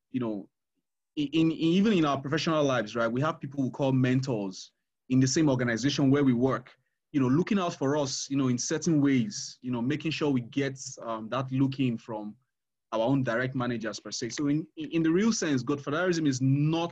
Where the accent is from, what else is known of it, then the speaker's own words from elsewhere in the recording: Uromi, Edo, Nigeria; I'm from Uromi, Arure